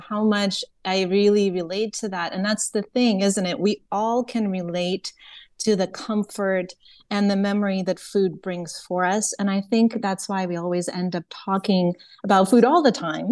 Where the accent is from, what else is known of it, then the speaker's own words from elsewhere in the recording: Ukraine; also born or lived in Soviet Union; now in United States; I am originally from Ukraine